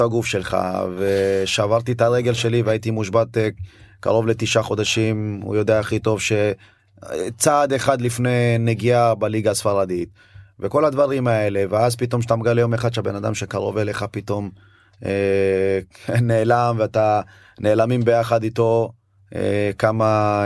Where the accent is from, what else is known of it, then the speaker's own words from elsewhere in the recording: Ashdod, Southern District, Israel; also born or lived in Addis Ababa, Ethiopia / Beersheba, Israel; לארץ עלינו למרכז קליטה בבאר שבע, כן, שם בעצם היינו באולפן. אה, כל העניין של השפה לימודי שפה כל הדברים האלה. לאחר שנתיים חזרנו אה, לגור ב... עברנו לגור באשדוד